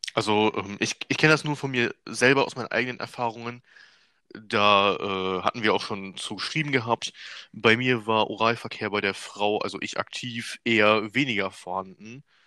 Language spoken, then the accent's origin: German; Germany; ich bin ja selber Deutscher